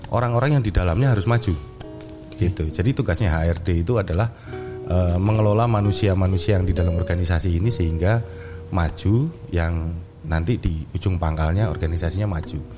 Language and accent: Indonesian; Yogyakarta, Special Region of Yogyakarta, Indonesia; born there; Uh, saya lahir di Jogja.